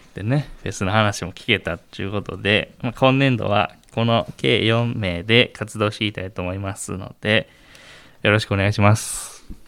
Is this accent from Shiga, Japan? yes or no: yes; Moriyama, Shiga, Japan; 地元は滋賀県の守山市です